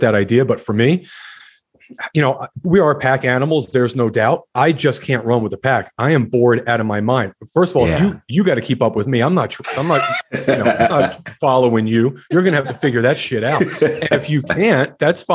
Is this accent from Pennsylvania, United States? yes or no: no; New Jersey, United States; moved away as an adult; also born or lived in Georgia / Texas; I grew up in Jersey